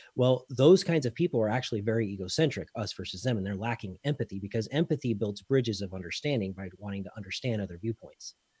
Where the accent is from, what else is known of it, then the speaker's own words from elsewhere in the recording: Colorado, United States; moved away as an adult; now in Belgium; Colorado-ish is where I call home